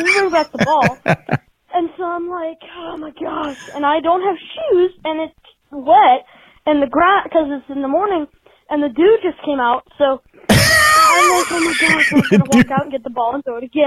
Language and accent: English; Trenton, Ohio, United States; I'm from Trenton in Ohio.